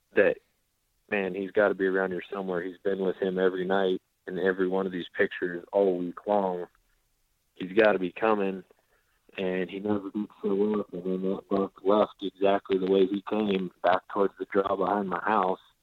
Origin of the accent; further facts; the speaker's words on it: South Dakota, United States; moved away as an adult; now in Oklahoma, United States; I was growing up in South Dakota